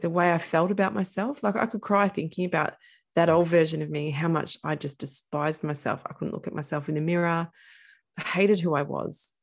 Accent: Castlemaine, Victoria, Australia; I grew up in central Victoria in a place called Castle Main

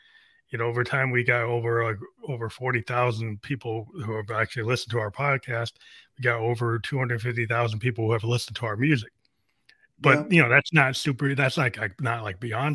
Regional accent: New Hampshire, United States; my hometown in New Hampshire

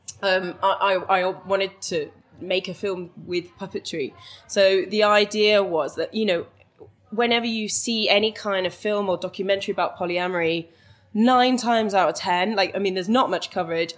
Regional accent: Welsh, Wales, United Kingdom; now in London, United Kingdom; I'm Welsh and spend a lot of time in Wales as well.

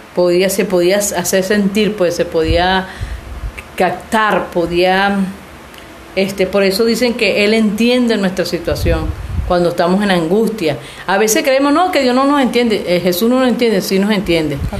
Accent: Venezuela; now in Mexico; somos venezolanas, estamos aquí en México

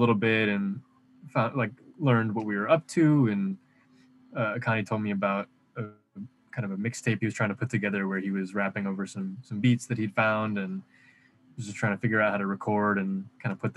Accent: Michigan, United States; moved away; I'm from Michigan

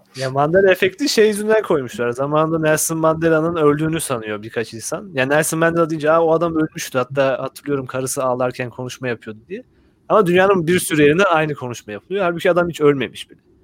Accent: Black Sea Region, Turkey; moved away; benim memleketimde yani Karadeniz'lerin olduğu tarafta

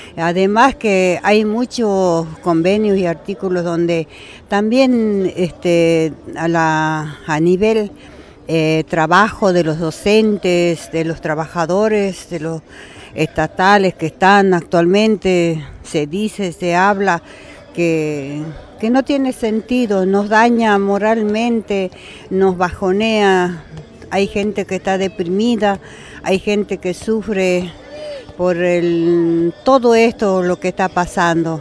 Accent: Caspalá, Jujuy, Argentina; yo soy de Caspalá, departamento Valle Grande de la provincia de Jujuy

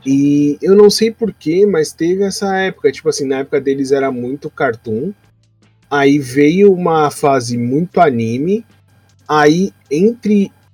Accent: São Paulo, Brazil; Meu pai veio de Portugal, minha mãe nasceu em Salvador e eu sou de São Paulo.

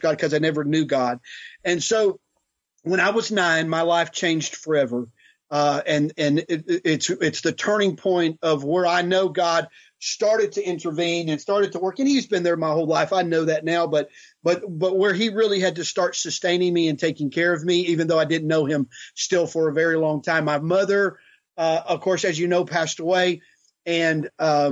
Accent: Houston, Texas, United States; also born or lived in California; we moved to Texas. And so I grew up in Texas, in Houston. And so I'm a Texan

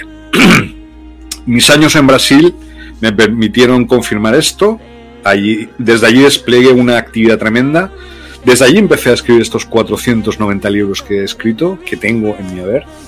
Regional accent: Loja, Andalusia, Spain; born or raised there; moved away as an adult; also born or lived in Brazil

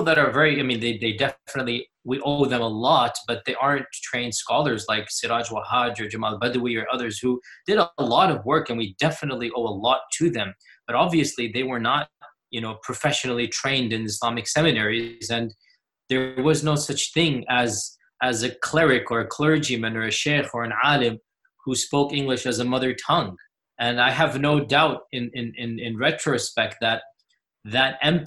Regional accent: Houston, Texas, United States; I was born in the 70s. There was only one main mosque in Houston at the time. My father was one of the founders of that mosque

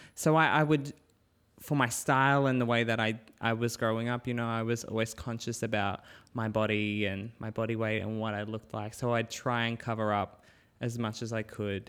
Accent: Cairns, Queensland, Australia; moved away; also born or lived in Innisfail / Brisbane / Perth; I grew up in Cairns

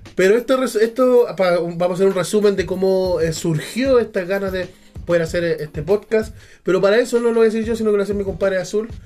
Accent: Chile; soy chileno

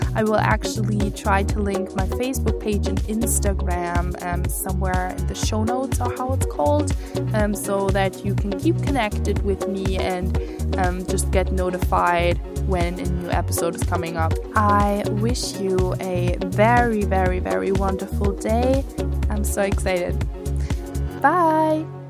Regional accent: Germany; moved away as an adult; now in Scotland, United Kingdom; I am from Germany, and I am studying abroad in Scotland, in the U K

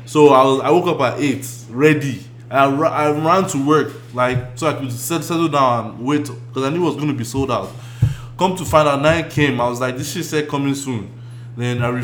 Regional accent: Nigeria; as a Nigerian

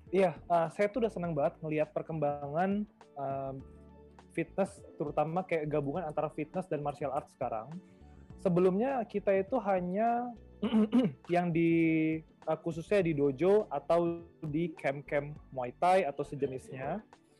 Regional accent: Bengkulu, Indonesia; moved away; daerah kelahiran saya, itu di daerah Bengkulu

